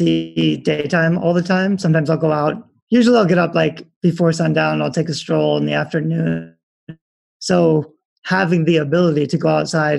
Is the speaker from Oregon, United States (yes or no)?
yes; Oregon, United States; moved away; My wife's from Taiwan. I'm from Oregon.